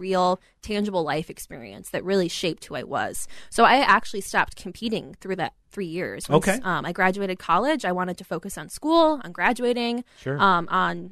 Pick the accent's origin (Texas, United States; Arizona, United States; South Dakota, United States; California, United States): South Dakota, United States; Rapid City; also born or lived in Aberdeen, South Dakota / Minneapolis, Minnesota; now in Minnesota, United States; I was born in Aberdeen, South Dakota, grew up in Rapid City